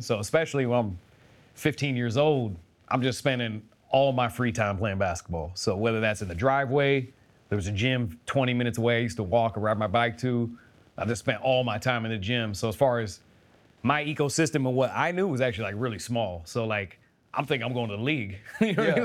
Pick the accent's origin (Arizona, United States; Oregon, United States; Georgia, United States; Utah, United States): Oregon, United States; Keizer; I grew up in Kaiser, Oregon